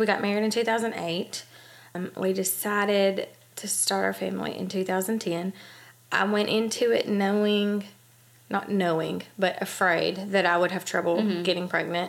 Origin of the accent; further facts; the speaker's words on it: Huntsville, Alabama, United States; I was born and raised here in Huntsville, Alabama.